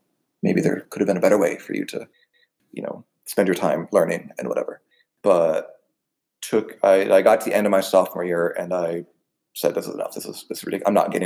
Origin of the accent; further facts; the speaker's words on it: Wilton, Connecticut, United States; moved away; I grew up in Southwest Connecticut. I'm in Wilton, Connecticut